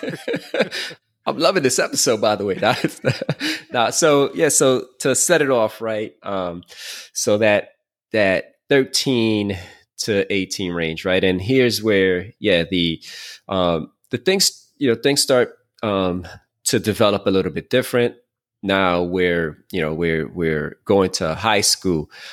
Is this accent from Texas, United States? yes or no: no; New York City, New York, United States; also born or lived in Queens; I'm from Brooklyn.